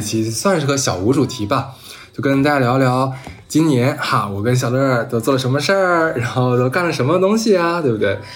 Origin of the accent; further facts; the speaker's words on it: Northeast China, China; moved away as an adult; now in Shanghai, China; 尤其是对于咱们东北人，我们基本上都不允许等同于，上海。等同于没有方言，我们说的方言，全国人民都能听得懂